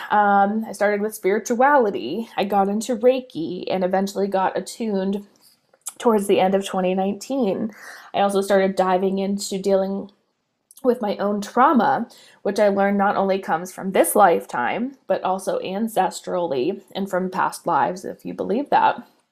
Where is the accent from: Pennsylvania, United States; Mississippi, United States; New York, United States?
Pennsylvania, United States; Pittsburgh; I'm from Pittsburgh, Pennsylvania in the United States